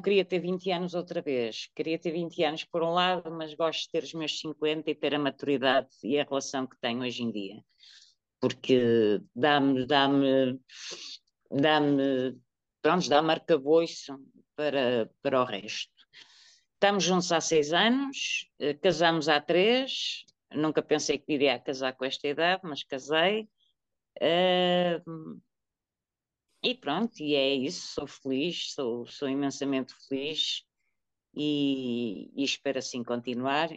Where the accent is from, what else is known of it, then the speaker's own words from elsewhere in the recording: Porto, Norte, Portugal; now in Coimbra, Portugal; sou natural do Porto, mas vivo em Coimbra, na zona de Coimbra